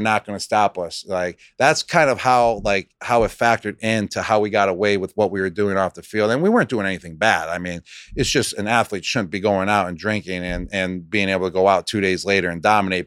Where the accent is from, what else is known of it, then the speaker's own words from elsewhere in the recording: Buffalo, New York, United States; accent: Buffalo; moved away; I grew up in Buffalo